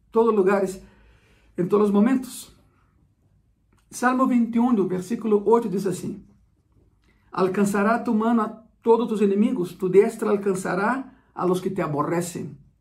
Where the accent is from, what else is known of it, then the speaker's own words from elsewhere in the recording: Brasília, Federal District, Brazil; moved away; eu sou de, de Brasília